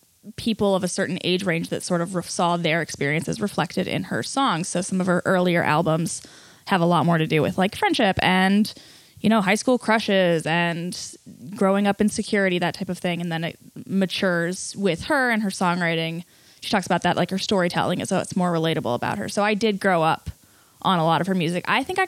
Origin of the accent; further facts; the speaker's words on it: Ohio, United States; moved away as an adult; now in San Francisco, United States; I'm from Ohio